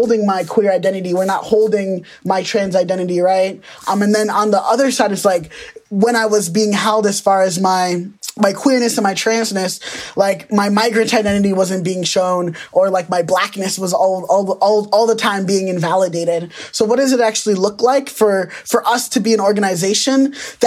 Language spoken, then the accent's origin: English; United States; I was born in America, but my parents migrated here from Nigeria